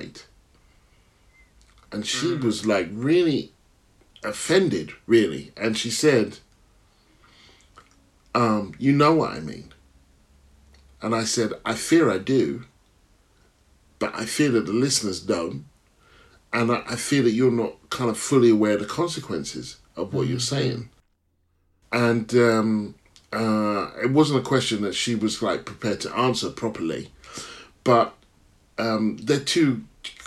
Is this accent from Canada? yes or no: no; Stevenage, East of England, United Kingdom; also born or lived in Hitchin; Stevenage. Where were you born? Hitchin